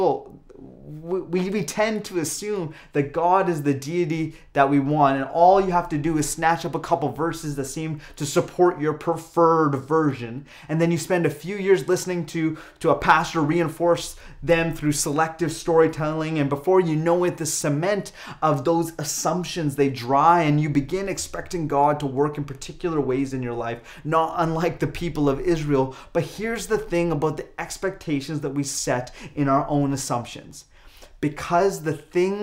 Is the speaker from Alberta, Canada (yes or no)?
yes; Calgary, Alberta, Canada; moved away; being born and raised in Calgary